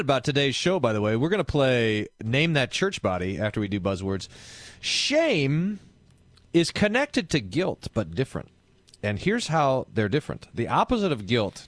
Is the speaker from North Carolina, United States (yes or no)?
no; Texas, United States; I'm Texan